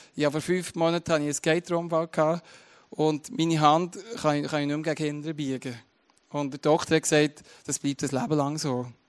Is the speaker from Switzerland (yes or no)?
yes; Switzerland; das ist meine Identität, oder Teil meiner Identität, dass ich Schweizer bin